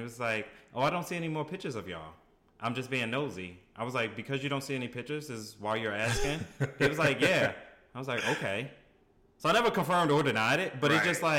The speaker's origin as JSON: {"language": "English", "town": "Baltimore", "region": "Maryland", "country": "United States", "said": "being from Baltimore, people make fun of my accent."}